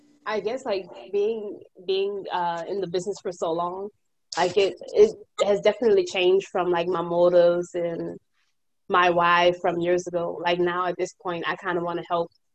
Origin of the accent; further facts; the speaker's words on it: New Orleans, Louisiana, United States; I'm from New Orleans